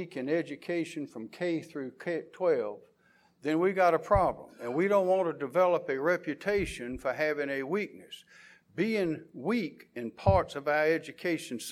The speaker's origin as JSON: {"language": "English", "town": "Columbia", "region": "South Carolina", "country": "United States", "tie": "born or raised there", "said": "I was born and raised in Columbia."}